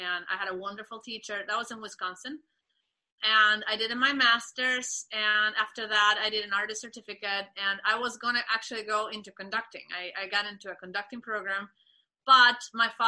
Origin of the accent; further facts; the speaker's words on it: Venezuela; moved away as an adult; now in United States; I am from Venezuela, like Vanessa. And I came to the States when I was 21 to do my master's.